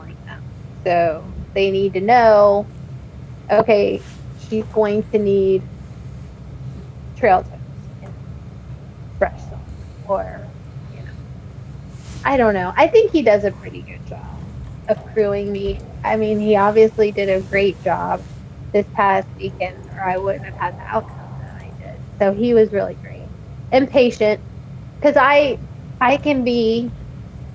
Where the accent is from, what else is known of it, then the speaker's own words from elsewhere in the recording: Cincinnati, Ohio, United States; my hometown. I love Cincinnati and I love Ohio